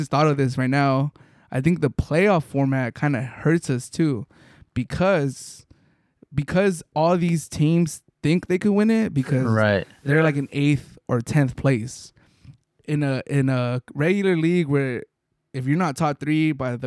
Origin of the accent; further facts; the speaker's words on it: Mexico; as a Mexican hearing people talk about Mexico and seeing it and growing up in Mexico